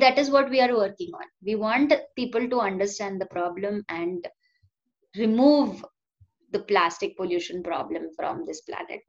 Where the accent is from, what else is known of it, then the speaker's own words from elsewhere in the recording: Silvassa, Dadra and Nagar Haveli and Daman and Diu, India; also born or lived in Lonavala, Maharashtra / Pune, Maharashtra; मैं दादरा नगर हवेली में जहाँ पे मैं आई ग्रू अप